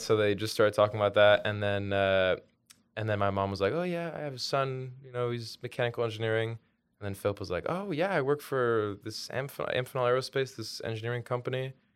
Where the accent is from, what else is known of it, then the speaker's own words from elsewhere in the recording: New York City, New York, United States; also born or lived in Belgium; growing up in New York City